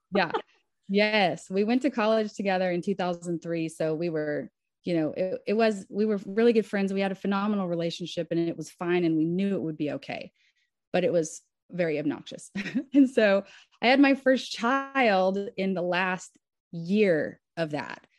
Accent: Southern Kentucky, United States; moved away as an adult; now in Nashville, United States; I was raised in Southern Kentucky, and Nashville was the nearest big city.

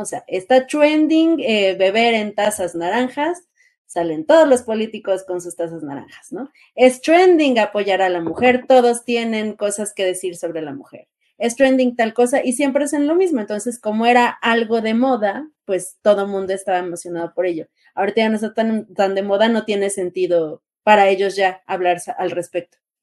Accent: Mexico

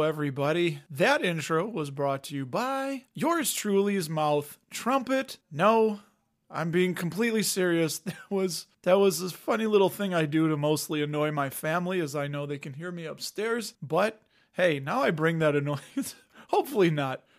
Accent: Cook County, Illinois, United States; I was raised in Cook County, went to Cook County Public Schools

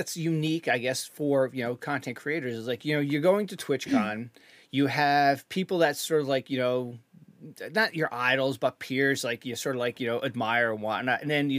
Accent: Canada; I'm a Canadian

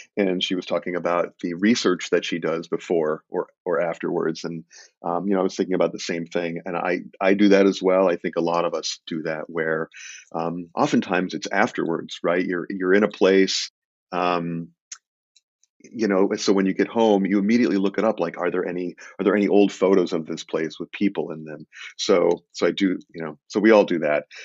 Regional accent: Illinois, United States; I grew up in Illinois

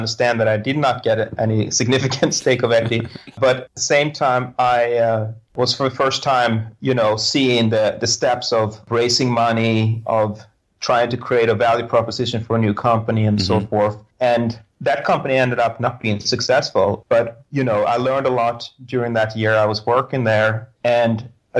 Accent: Sweden; moved away as an adult; now in United States; I grew up in Sweden

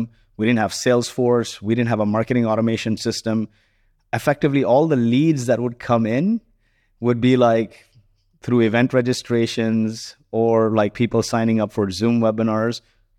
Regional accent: Kuwait; And so growing up in Kuwait was interesting. My mom never worked. She chose to stay home and look after us. And, you know, very lower middle class family. Summers were spent in the slums of Mumbai.

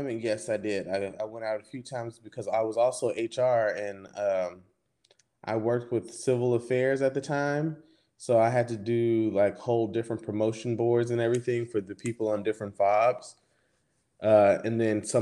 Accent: Houston, Texas, United States; moved away; I am from Texas, Houston, Texas. Well, a little smaller town on the outskirts

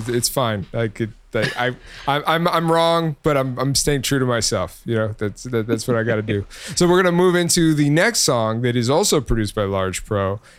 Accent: New York, United States; born there; So, I was also born in New York, was not raised in New York.

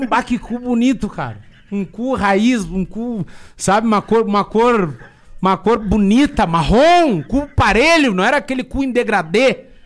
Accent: Rio Grande do Sul, Brazil; eu sou gaúcho

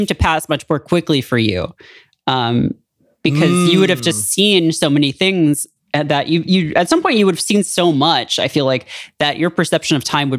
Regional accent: England, United Kingdom; Mine said I'm from England, which is a half truth

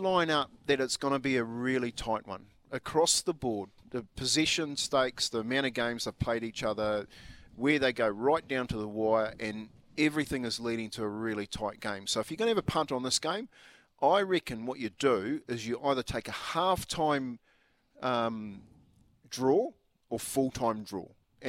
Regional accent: New Zealand; Like, you know, being a Kiwi, and I used to like watching the second 5-8

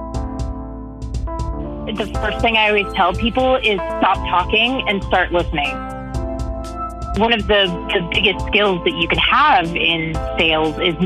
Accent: Texas, United States; moved away as an adult; also born or lived in Dallas area, Texas / Austin, Texas; now in Broomfield, Colorado, United States; I currently reside in Broomfield, Colorado, which is right smack in between Denver and Boulder, just to give you a general idea. I've been here for almost 3 years now, but I was born and raised in Texas.

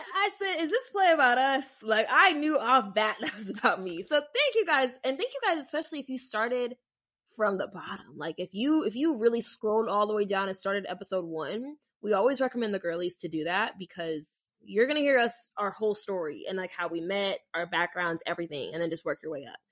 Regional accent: Las Vegas, Nevada, United States; moved away; I'm from Vegas.

